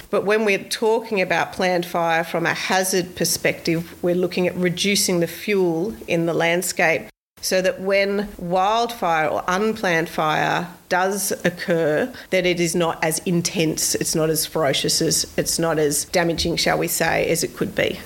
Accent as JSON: {"language": "English", "town": "Sydney", "region": "New South Wales", "country": "Australia", "tie": "born or raised there", "moved": "yes", "lives_now": "Queensland, Australia", "said": "I grew up in Sydney. I grew up three metres away from Royal National Park, literally"}